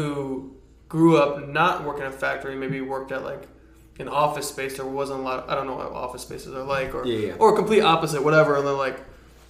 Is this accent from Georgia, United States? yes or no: no; Detroit, Michigan, United States; I grew up in Detroit